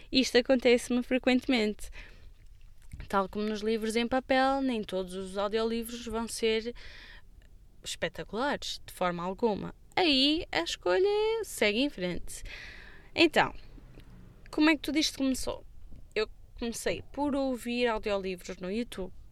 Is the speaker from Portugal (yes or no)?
yes; Amarante, Porto District, Portugal; porque na altura trabalhava em Braga e sou natural de Amarante.